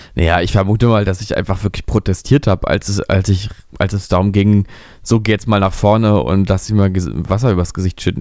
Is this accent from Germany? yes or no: yes; Berlin, Germany; ich bin da ja wirklich äh, in der Kinder, Kindheit ja verbracht in Berlin-Mitte